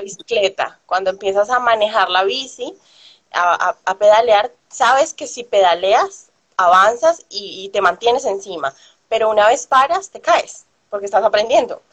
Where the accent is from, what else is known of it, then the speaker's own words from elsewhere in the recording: Colombia; moved away as an adult; salí de Colombia